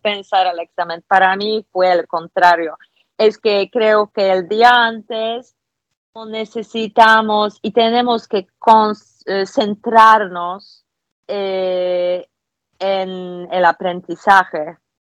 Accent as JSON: {"language": "Spanish", "country": "Poland", "second_language": "Spanish", "said": "soy polaca"}